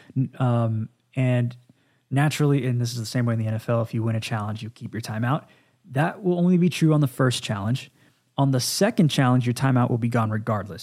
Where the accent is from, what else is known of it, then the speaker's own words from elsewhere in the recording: Dallas, Texas, United States; the Dallas Cowboys, Again, this is my hometown.